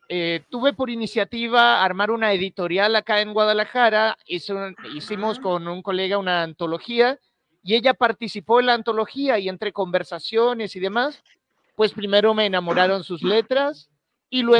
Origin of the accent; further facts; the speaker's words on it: Valdivia, Los Ríos, Chile; born there; yo soy nacido en Valdivia, allá en, Chile.